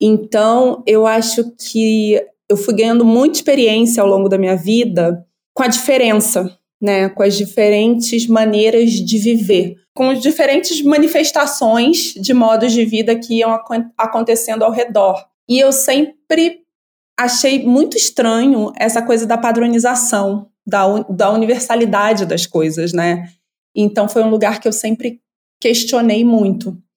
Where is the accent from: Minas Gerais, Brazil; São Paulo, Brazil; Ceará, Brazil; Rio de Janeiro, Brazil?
Rio de Janeiro, Brazil; eu sou antropóloga, sou carioca, suburbana, mãe do Hakim, que é um adolescente negro de 16 anos.